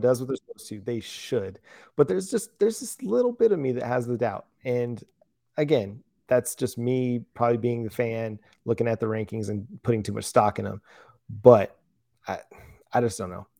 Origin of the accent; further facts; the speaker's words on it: Fort Worth, Texas, United States; I'm from North Wor-, Fort Worth, just one of the suburbs just outside of, of town